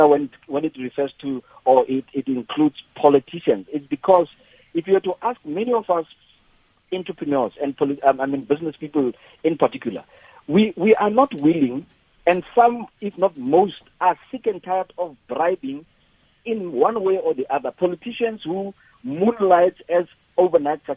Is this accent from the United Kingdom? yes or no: no; South Africa; as a black entrepreneur, as a South African, I'm very patriotic